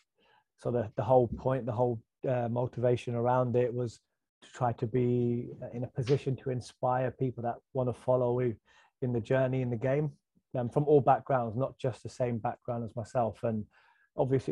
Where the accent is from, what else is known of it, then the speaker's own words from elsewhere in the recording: Birmingham, West Midlands, United Kingdom; I grew up in Birmingham